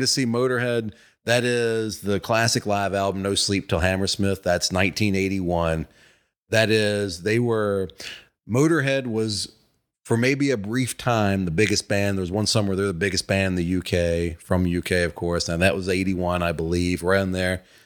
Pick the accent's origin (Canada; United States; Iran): United States; Virginia; now in Atlanta, United States; I'm from Virginia, my parents, sisters st-, were still up there.